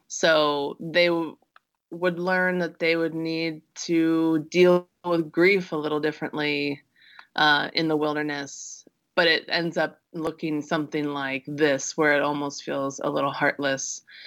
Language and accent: English; Midwest, United States; I grew up in the Midwest